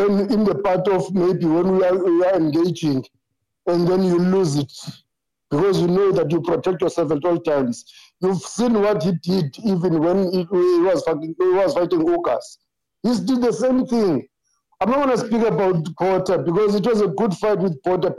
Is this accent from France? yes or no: no; South Africa; I'm from South Africa